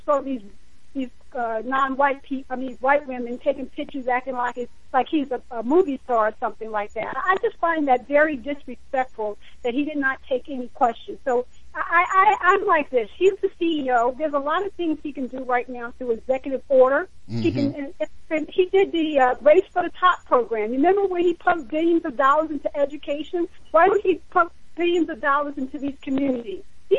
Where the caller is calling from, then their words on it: New Jersey, United States; I'm in New Jersey, and of course, Camden is way, way far from me, but it is in my home state.